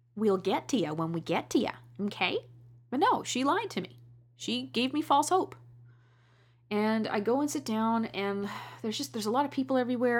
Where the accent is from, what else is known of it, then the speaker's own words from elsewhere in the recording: Canada; I love being Canadian.